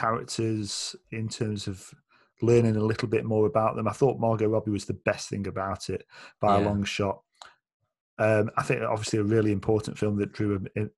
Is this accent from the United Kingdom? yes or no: yes; United Kingdom; as a Brit